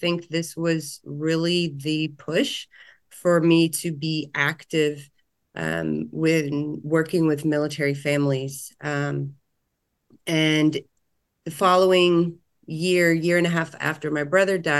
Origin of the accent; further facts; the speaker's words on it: Virginia Beach, Virginia, United States; moved away as an adult; now in Louisville, United States; I'm proud Navy brat. Grew up outside of the world's largest naval base in Virginia Beach, Virginia.